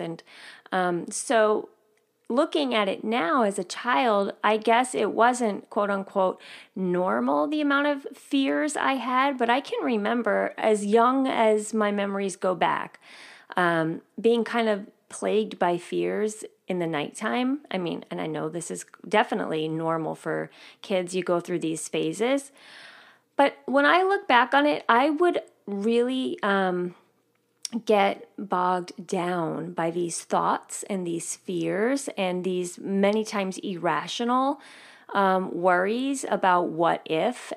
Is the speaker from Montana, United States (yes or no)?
no; New York, United States; I grew up living right outside of New York City